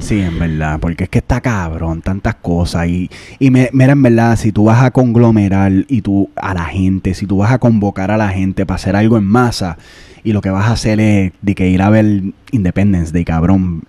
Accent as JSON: {"language": "Spanish", "country": "Puerto Rico", "moved": "yes", "said": "nosotros somos puertorriqueños"}